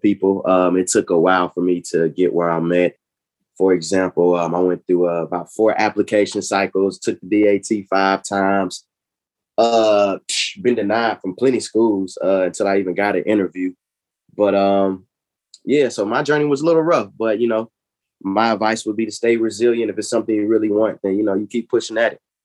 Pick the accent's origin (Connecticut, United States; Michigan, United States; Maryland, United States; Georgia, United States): Georgia, United States; Decatur; I am from Decatur, where it's greater.